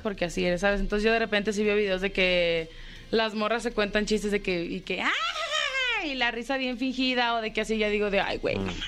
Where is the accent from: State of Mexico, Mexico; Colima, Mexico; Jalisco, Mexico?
Jalisco, Mexico; Jalostotitlán; De Jalos, Totitlán